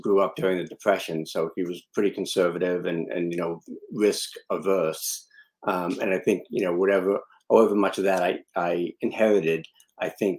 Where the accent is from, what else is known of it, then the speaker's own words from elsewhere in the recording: Boston, Massachusetts, United States; I grew up in Boston, but in a really Italian neighborhood in Boston.